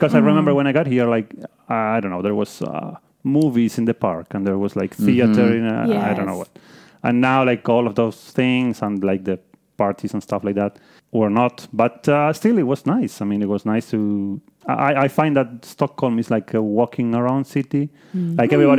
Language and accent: English; Buenos Aires, Argentina; Like I came from Buenos Aires, which is a city with like, I don't know, maybe 8 million people.